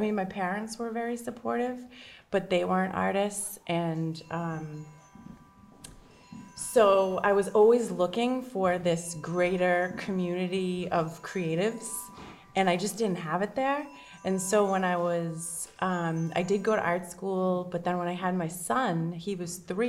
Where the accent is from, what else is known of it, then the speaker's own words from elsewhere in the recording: Woburn, Massachusetts, United States; moved away as an adult; now in Gloucester, United States; I grew up in Woburn.